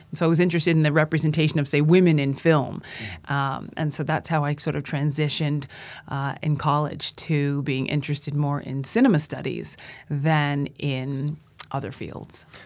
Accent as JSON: {"language": "English", "town": "Brooklyn", "region": "New York", "country": "United States", "tie": "born or raised there", "said": "I am from Brooklyn, born and raised, and I grew up in Brooklyn"}